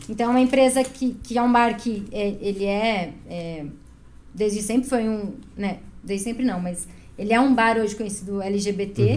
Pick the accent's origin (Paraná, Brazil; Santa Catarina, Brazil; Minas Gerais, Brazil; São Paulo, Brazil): Santa Catarina, Brazil; Chapecó; moved away as an adult; now in Curitiba, Brazil; eu sou de Chapecó